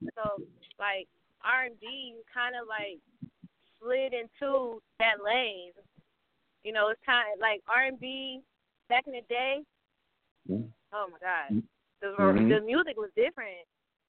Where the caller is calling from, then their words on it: Ypsilanti, Michigan, United States; I'm calling from Ypsilanti, Michigan. Yeah, it's a tongue twister, but I'm not far from New York.